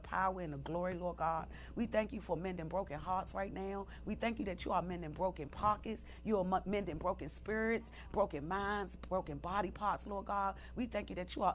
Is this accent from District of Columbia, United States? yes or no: yes; Washington, District of Columbia, United States; I grew up in Southeast D.C.